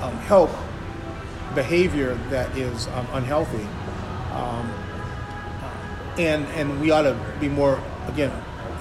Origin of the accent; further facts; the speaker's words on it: Chicago, Illinois, United States; I grew up in Chicago